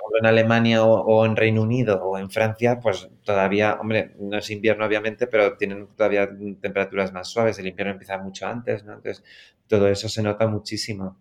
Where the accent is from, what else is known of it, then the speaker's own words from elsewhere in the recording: Spain; Nosotros que somos españoles